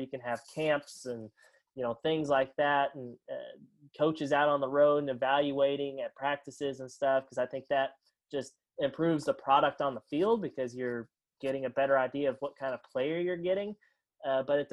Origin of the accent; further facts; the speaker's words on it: Northwest Arkansas, United States; I'm from Northwest Arkansas